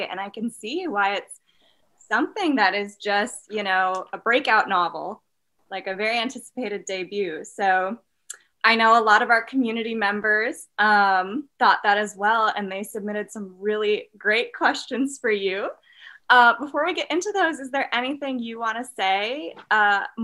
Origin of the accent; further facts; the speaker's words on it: United States; as an American, anything other than our two party political system seems novel.